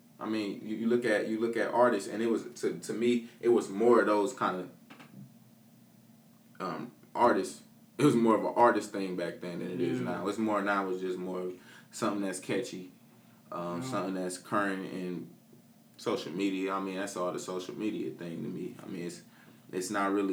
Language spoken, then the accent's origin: English; Peoria, Illinois, United States; Born and raised in Peoria